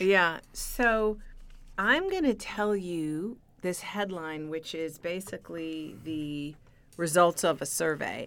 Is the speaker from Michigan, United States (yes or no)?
yes; Michigan, United States; accent: Michigan; my Michigan accent